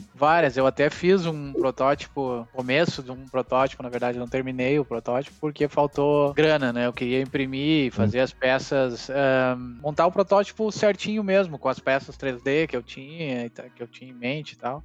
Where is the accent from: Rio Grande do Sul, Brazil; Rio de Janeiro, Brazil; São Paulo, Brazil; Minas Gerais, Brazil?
Rio Grande do Sul, Brazil; aqui no Rio Grande do Sul, né? Eu não saí do Rio Grande do uhum. Sul